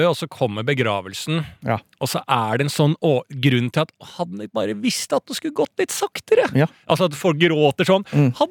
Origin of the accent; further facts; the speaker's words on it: Norway; det privilegiet vi har vokst opp med i Norge.